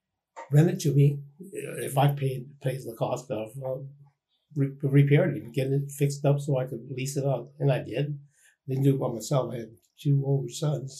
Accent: Renton, Washington, United States; my hometown, which is Renton, Washington

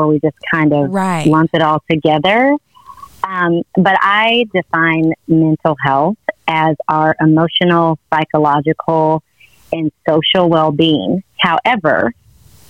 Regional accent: Morrilton, Arkansas, United States; I am originally from Morrilton, Arkansas

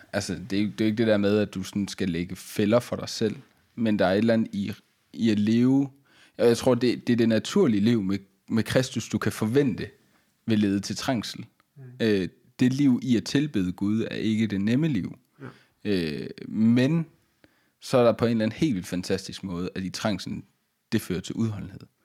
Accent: Denmark; som dansker

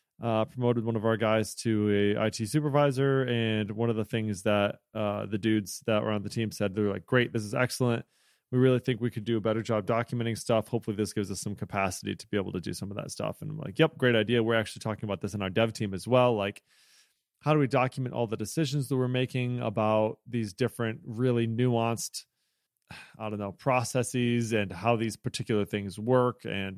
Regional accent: Illinois, United States; I'm from Central Illinois.

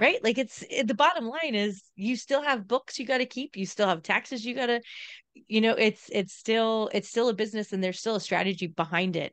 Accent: Southern California, United States; moved away; I grew up in Southern California

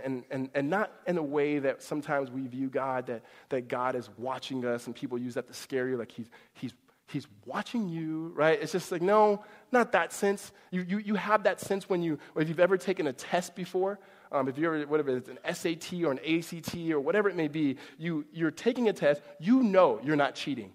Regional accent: Mississippi, United States; I was born in 1982 in Mississippi.

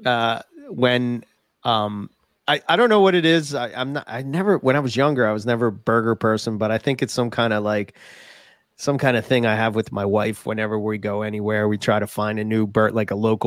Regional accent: Philadelphia, Pennsylvania, United States; accent: Philly; my stupid Philly accent

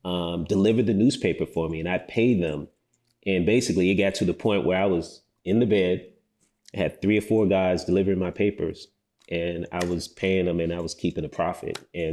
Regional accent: Chicago, Illinois, United States; now in Atlanta, United States; I'm a Nigerian, offsprings to Nigerian immigrants that came here to the States, grew up in the Midwest, Chicago, moved to Atlanta, went to Morehouse, and, never left the city, man.

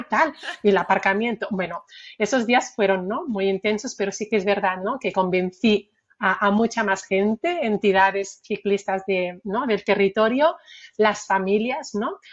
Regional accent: Barcelona, Catalonia, Spain; soy nacida en Barcelona, también eh, estuve ah, con mis primeros años viviendo ¿no? en Barcelona

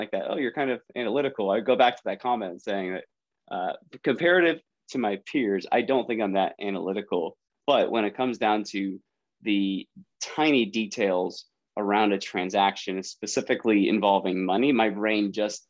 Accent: San Francisco Bay Area, California, United States; I born and raised in the Bay Area, the San Francisco Bay Area, up in Northern California

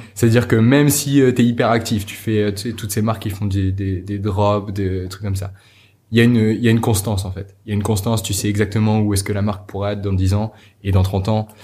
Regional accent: Normandy, France; J'ai grandi, j'ai grandi en France, en Normandie

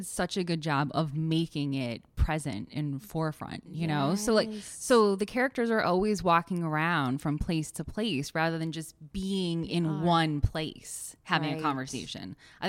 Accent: Connecticut, United States; as a New Englander, and, you know, we've talked about the fact that we have grown up in Connecticut

